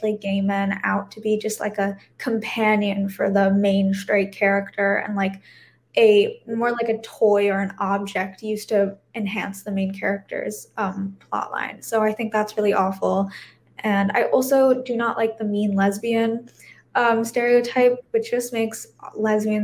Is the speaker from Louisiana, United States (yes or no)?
no; Illinois, United States; I'm from Illinois